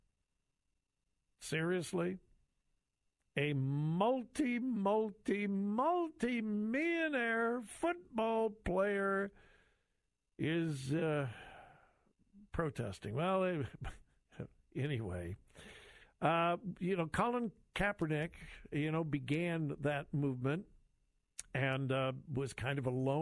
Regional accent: Los Angeles, California, United States; now in Ohio, United States; I grew up in the Los Angeles area

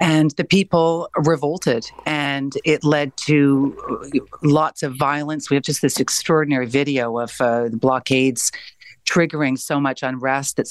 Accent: Canada; being a Canadian

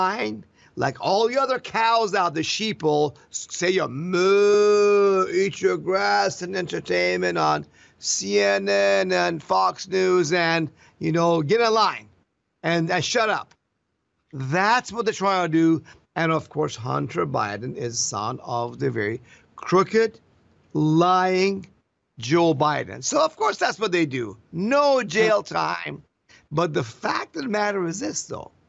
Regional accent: Iran; now in Florida, United States; I came from Iran, where we had no freedom

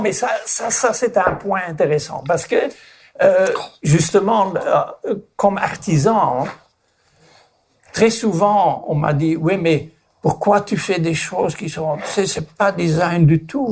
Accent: Flanders, Belgium; mon pays natal, qui est la Flandre, en Belgique

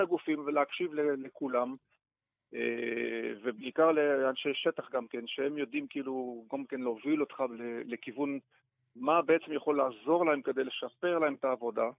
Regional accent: Belgium; Hebrew is a second language; moved away as an adult; now in Israel; עולה חדש מ-, מבלגיה, עליתי לארץ

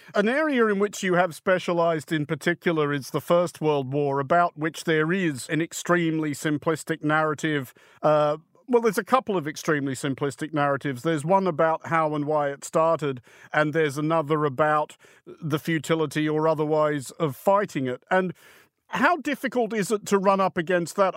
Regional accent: Australia; as an Australian that I do have a very different view of the world that comes a lot from the geography of where I come from

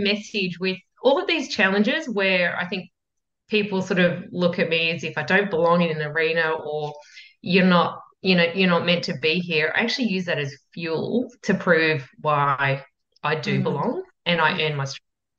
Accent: Yarra Valley, Victoria, Australia; I grew up in the Yarra Valley, so regional Victoria

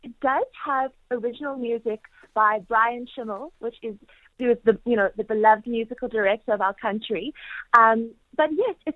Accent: South Africa; moved away as an adult; now in New York City, United States; I'm home from New York City

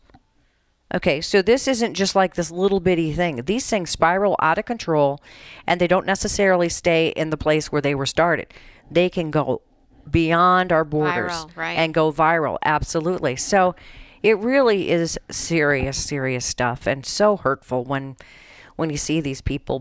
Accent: Colorado, United States; moved away; I'm from Colorado, and a lot of my family still lives out there

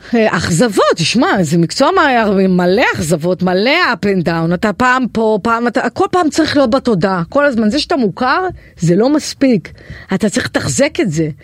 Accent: Kiryat Yam, Haifa District, Israel; moved away; אני מקריית ים במקור

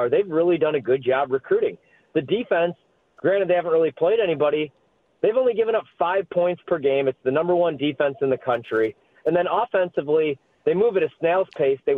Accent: Midwest, United States; I'm from the Midwest

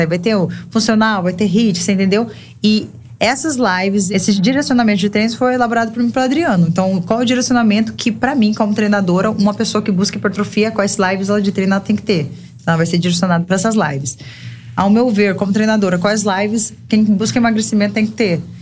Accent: Brazil; moved away as an adult; now in João Pessoa, Brazil; a gente veio de Cáceres, né? Nossa cidade é uma cidade extremamente acolhedora e pequena

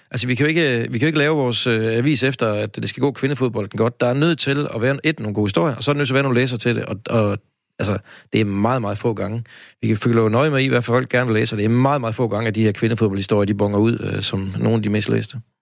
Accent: Aarhus, Central Denmark Region, Denmark; her fra Aarhus, hvor jeg kommer fra

